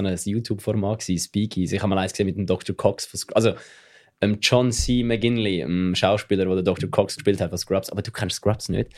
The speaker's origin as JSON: {"language": "German", "country": "Switzerland", "accent": "Swiss German", "said": "ich rede Schweizerdeutsch"}